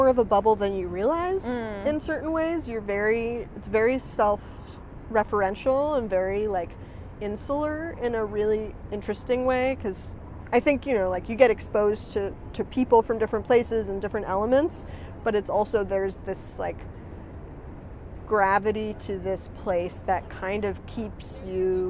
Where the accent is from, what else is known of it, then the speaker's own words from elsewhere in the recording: New England, United States; moved away as an adult; now in New York, United States; I'm from New England